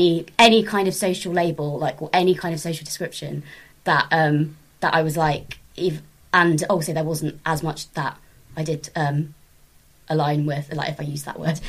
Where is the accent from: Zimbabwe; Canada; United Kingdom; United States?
United Kingdom; Swindon, South West England; also born or lived in Plymouth; I was from Swindon, and then I was, I started open micing in Plymouth, and then moved back to Swindon